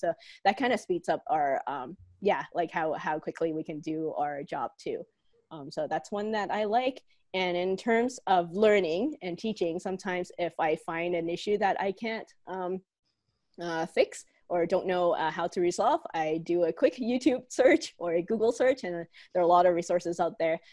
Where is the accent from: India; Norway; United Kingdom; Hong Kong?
Hong Kong; now in Calgary, Canada; I'm originally from Hong Kong and used to be a student here at the University of Calgary.